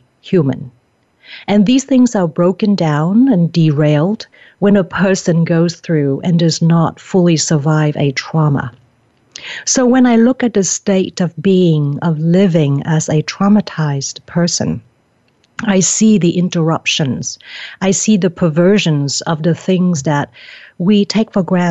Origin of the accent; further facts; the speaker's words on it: Vietnam; I'm from Vietnam